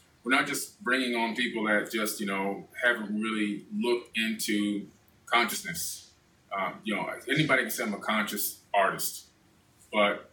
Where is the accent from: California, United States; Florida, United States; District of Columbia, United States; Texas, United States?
Florida, United States; Miami; also born or lived in Queens, New York / Broward County, Florida; now in West Fort Lauderdale, United States; when I was 7 years old, I moved to Miami.